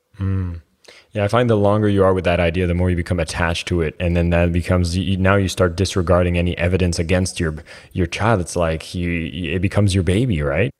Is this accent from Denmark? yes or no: no; Canada; I'm Canadian